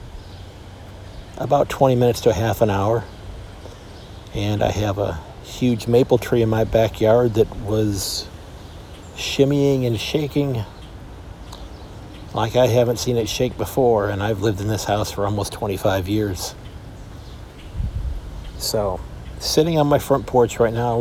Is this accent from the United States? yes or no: yes; Sandusky, Ohio, United States; my hometown here of Sandusky, Ohio